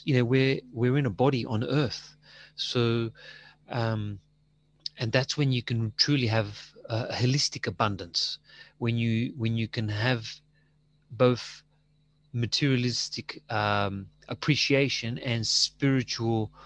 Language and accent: English; Australia; I'm Australian, you know, with Greek parents.